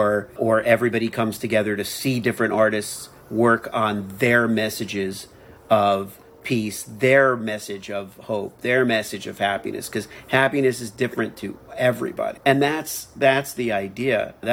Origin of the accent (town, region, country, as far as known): Miami, Florida, United States